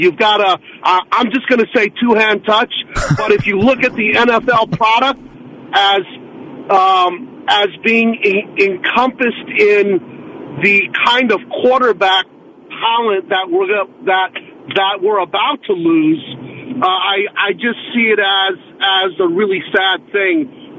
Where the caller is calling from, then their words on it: San Francisco, California, United States; from San Francisco.